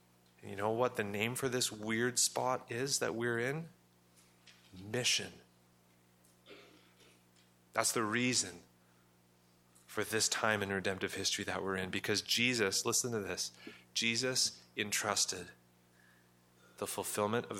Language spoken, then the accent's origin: English; Western Canada, Canada; I'm a white Canadian. I grew up here in Western Canada, surrounded by mostly white people